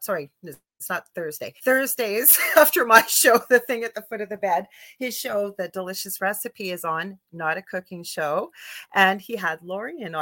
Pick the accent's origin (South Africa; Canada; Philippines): Canada; I'm a Canadian clairvoyant medium